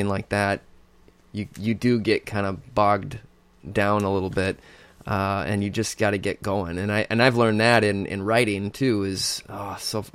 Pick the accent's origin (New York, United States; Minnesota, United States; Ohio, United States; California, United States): Minnesota, United States; being a Minnesotan